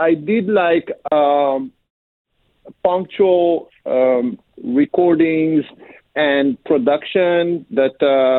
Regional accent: Israel; born or raised there; also born or lived in Africa (born) / Ethiopia (heritage)

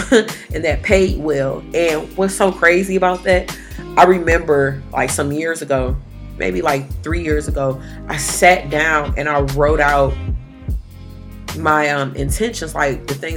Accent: Detroit, Michigan, United States; I'm from Detroit

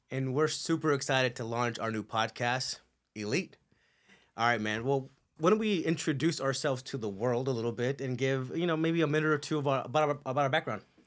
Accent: Culver City, California, United States; moved away as an adult; also born or lived in Torrance / El Segundo; now in Castaic, United States; most of my upbringing was on the west side.

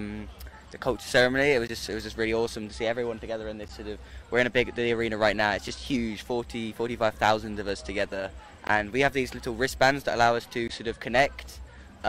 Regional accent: Swindon, South West England, United Kingdom; from Swindon in Wiltshire

